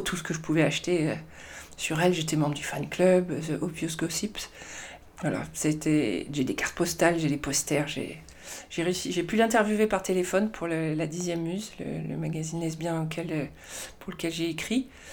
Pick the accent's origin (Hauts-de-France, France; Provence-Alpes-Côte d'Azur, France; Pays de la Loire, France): Provence-Alpes-Côte d'Azur, France; Marseille; moved away as an adult; also born or lived in Nigeria; now in Paris, France; j'ai grandi euh, essentiellement à Marseille euh, et autour de Marseille, en fait, dans la banlieue de Marseille